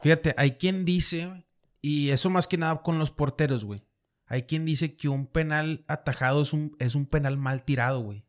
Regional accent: Monterrey, Nuevo León, Mexico; soy de Monterrey

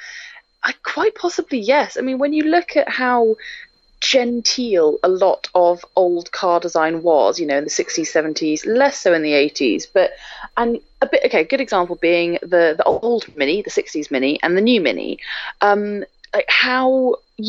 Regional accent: near Edinburgh, Scotland, United Kingdom; moved away; also born or lived in Lake District; I'm from Scotland, near Edinburgh originally

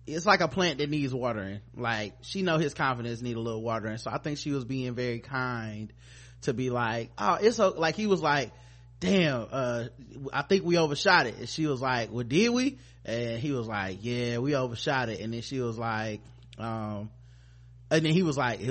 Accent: the South, United States; I'm from the South

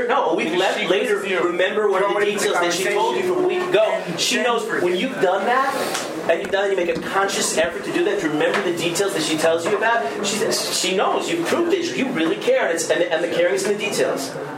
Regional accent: Berkeley, California, United States; I'm this liberal from Berkeley. You have to try hard to be liberal in Berkeley because they're automatically liberal there.

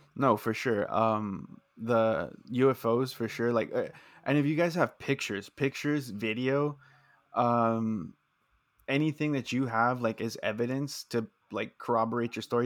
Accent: South Texas, United States; we're both uh, born and raised in Texas South Texas specifically

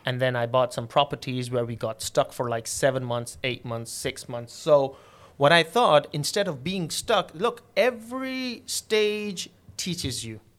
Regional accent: Karachi, Sindh, Pakistan; moved away as an adult; also born or lived in England; I'm originally from Pakistan, and my place of birth is Karachi

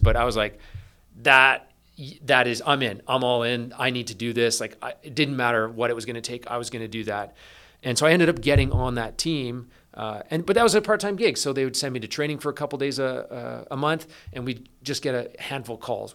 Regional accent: East Coast of Canada, Canada; moved away as an adult; also born or lived in British Columbia; I grew up on the East Coast of Canada, um, small town

